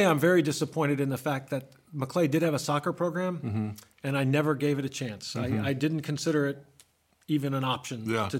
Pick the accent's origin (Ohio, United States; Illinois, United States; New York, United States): New York, United States; Buffalo; You know, I played, so for me growing up in Buffalo, there were four sports.